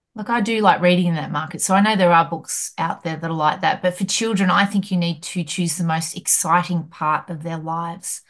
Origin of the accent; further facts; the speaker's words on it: Hamilton, Victoria, Australia; where I grew up in Hamilton